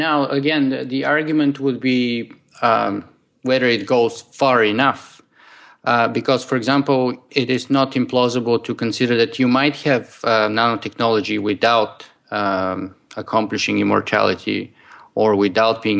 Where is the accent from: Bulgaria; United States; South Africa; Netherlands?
Bulgaria; now in Toronto, Canada; I was born Bulgarian and I would always remain to be. But I am also a Canadian at the moment.